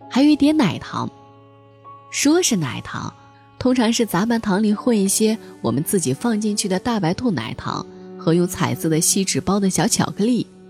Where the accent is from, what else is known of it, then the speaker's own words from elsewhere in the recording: Beijing, China; also born or lived in Nanchang, Jiangxi / Zhuzhou, Hunan; 我大部分的童年是在株洲和北京度过的。文革中期，我出生于江西南昌。一九七六年底我跟随父亲迁居北京